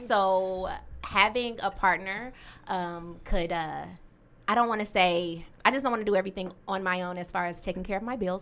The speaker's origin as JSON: {"language": "English", "town": "Detroit", "region": "Michigan", "country": "United States", "tie": "born or raised there", "said": "I was born and raised in Detroit on the west side and the east side."}